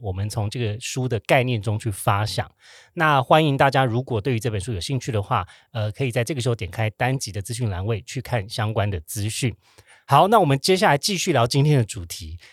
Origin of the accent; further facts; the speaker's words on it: Taiwan; 我跟 Joe 呢是在台湾长大。土生土长土生，土生土长